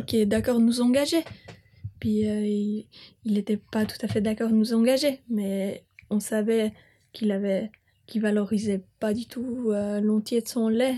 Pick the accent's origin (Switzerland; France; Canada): Switzerland; Bern; moved away; J'ai grandi euh, à Bumplitz. je euh, suis citadine